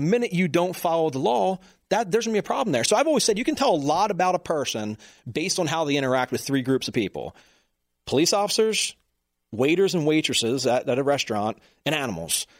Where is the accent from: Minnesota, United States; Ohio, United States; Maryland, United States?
Maryland, United States; Baltimore; I'm from Baltimore